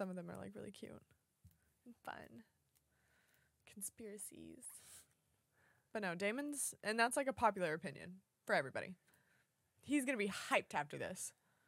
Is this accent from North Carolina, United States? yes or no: no; Texas, United States; I'm from Texas, Texas.